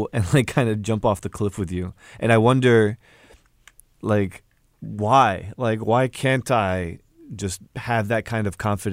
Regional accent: United States; my parents, they come from Egypt, but I grew up here in the States

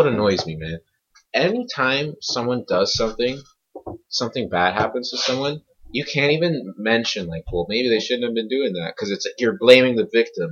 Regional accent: Canada; I was born in Canada

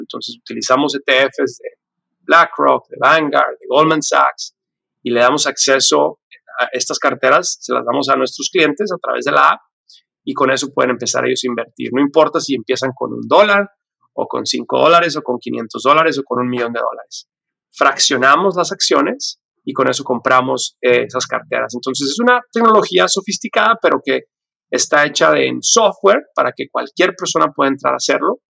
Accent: Ciudad Juárez, Chihuahua, Mexico; now in United States; yo nací y crecí en la frontera. Yo soy de Ciudad Juárez

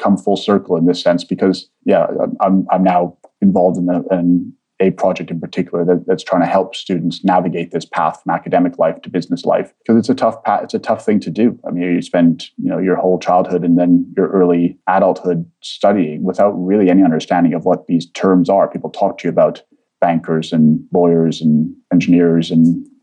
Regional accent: Vancouver, British Columbia, Canada; also born or lived in Egypt / London; I'm born in Egypt. I came here as an immigrant family to Canada. So I grew up in Vancouver predominantly

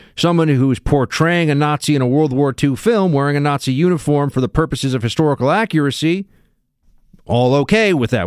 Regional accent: New York, United States; I was from New York

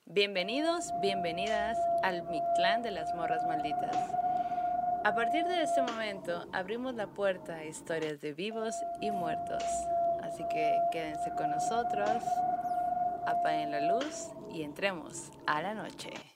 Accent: Sonora, Mexico; somos de Sonora

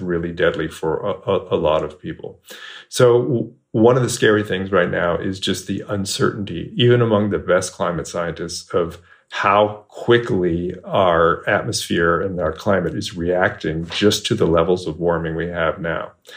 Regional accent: Bay Area, California, United States; moved away as an adult; now in Texas, United States; I grew up in the Bay Area, California.

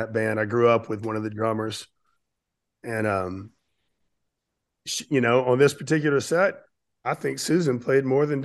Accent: Pensacola, Florida, United States; I grew up in Pensacola, Florida, which is about 3 hours east of New Orleans on the beach

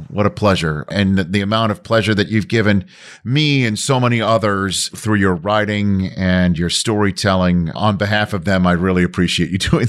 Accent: New York City, New York, United States; I was exit 13 from Staten Island across the Gothels Bridge on the other side.

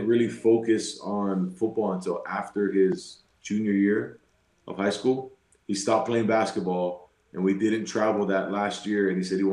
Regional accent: Utah, United States; we're from Utah

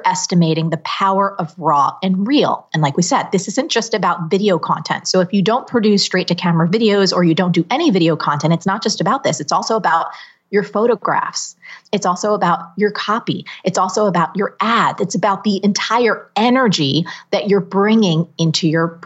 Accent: New Jersey, United States; I'm from New Jersey

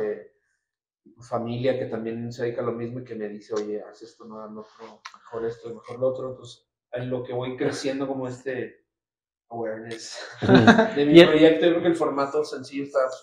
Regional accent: Nuevo Laredo, Tamaulipas, Mexico; moved away as an adult; now in Mexico City, Mexico; Yo soy originario de Nuevo Laredo, Tamaulipas.

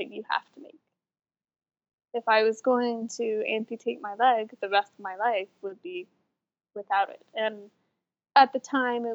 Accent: Salt Lake City, Utah, United States; I am from Salt Lake City, Utah. So born, raised, I still live here.

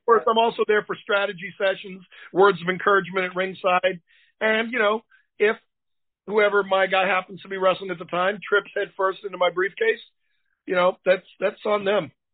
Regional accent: Boston, Massachusetts, United States; now in Tennessee, United States; I live in Tennessee now, but I'm from Boston.

